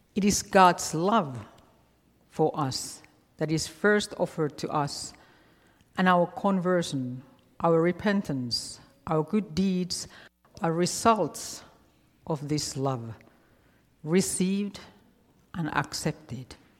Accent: Finland; moved away; growing up in Finland, I didn't know anything about Halloween

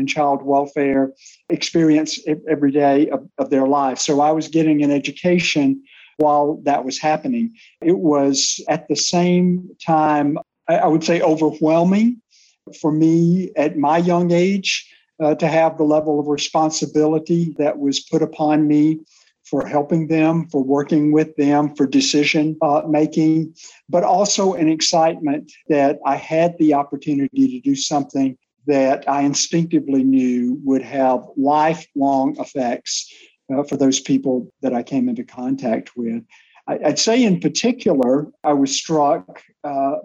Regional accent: Alabama, United States; moved away as an adult; my home state of Alabama

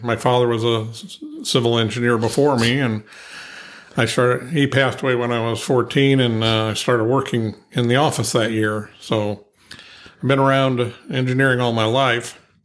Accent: Ohio, United States; moved away; also born or lived in Pennsylvania; I'm originally from Ohio

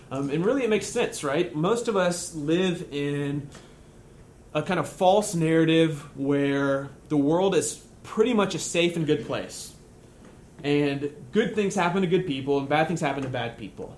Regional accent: United States; you and I, as American Christians

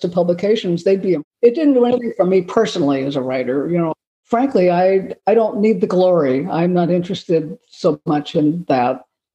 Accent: Los Angeles, California, United States; I've had some fascinating experiences growing up in Los Angeles

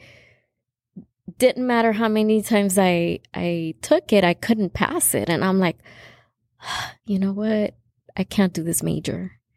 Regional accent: California, United States; I was born in California

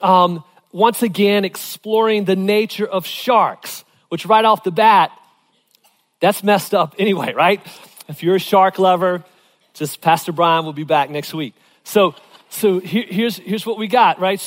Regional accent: Virginia, United States; growing up in Virginia

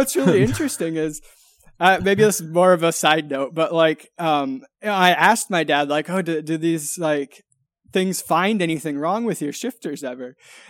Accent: Michigan, United States; So I grew up in West Michigan, and in West Michigan, you know, either everyone you know is either, you know, in the automotive industry

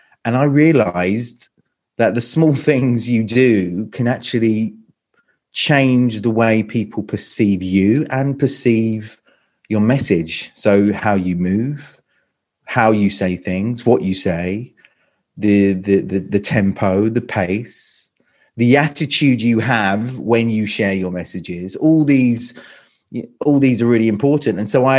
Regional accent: London, United Kingdom; now in Croatia; No, not at all. Not at all. So I'm from London. So I'm British. I'm from London. I've lived here in Croatia for about 20 years. Lived in 7 countries in total.

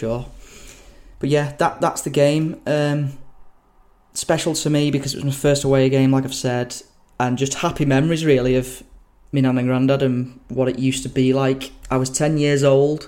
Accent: Billinge, North West England, United Kingdom; I'm from Billinge.

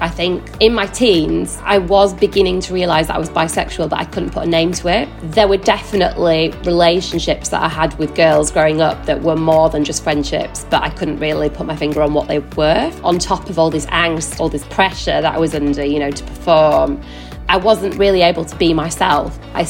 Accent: Yorkshire and the Humber, United Kingdom; now in London, United Kingdom; I'm 37 years old. I live in London with my husband. I'm originally from West Yorkshire.

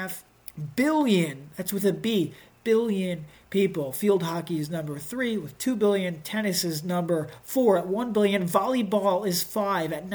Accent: Baltimore, Maryland, United States; moved away; I'm from Baltimore

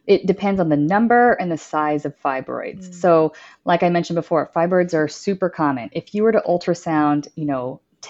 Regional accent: Dallas, Texas, United States; also born or lived in Austin, Texas; I am born and raised in Dallas, Texas

